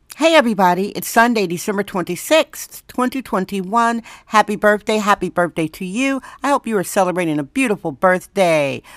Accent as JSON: {"language": "English", "region": "Wisconsin", "country": "United States", "moved": "yes", "lives_now": "San Francisco, United States", "said": "I'm from Wisconsin originally."}